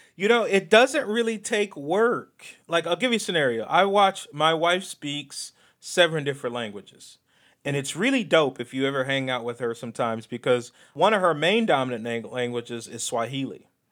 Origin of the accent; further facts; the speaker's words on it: Ohio, United States; moved away as an adult; also born or lived in Chicago; I'm from Ohio